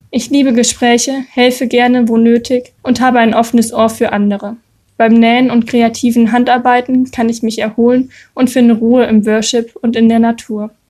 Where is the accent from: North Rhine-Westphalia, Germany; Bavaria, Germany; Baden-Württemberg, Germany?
North Rhine-Westphalia, Germany; Meine Heimat ist das Siegerland, nahe Freudenberg.